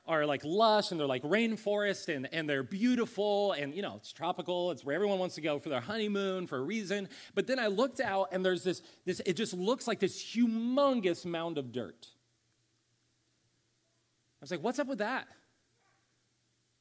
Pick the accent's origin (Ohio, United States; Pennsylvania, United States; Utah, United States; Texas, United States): Ohio, United States; also born or lived in California; now in Columbia, United States; I grew up in Ohio